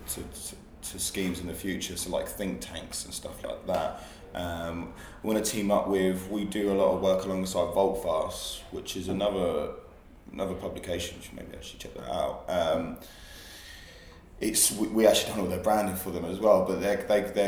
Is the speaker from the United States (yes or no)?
no; Hastings, South East England, United Kingdom; moved away; I'm originally from Hastings, which is by the sea